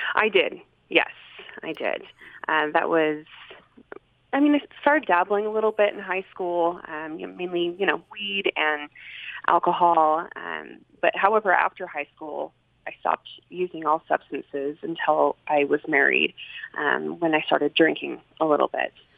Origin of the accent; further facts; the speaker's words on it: Salt Lake City, Utah, United States; also born or lived in Sandy, Utah; I grew up here in Salt Lake City. Um, actually, well, I started growing up in Sandy, and I was um, within a wonderful LDS family.